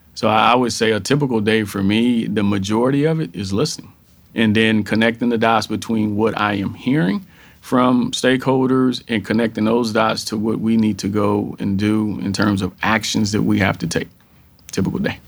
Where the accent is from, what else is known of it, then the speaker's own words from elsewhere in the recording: Texas, United States; born and raised in Texas. So I am a Texan through and through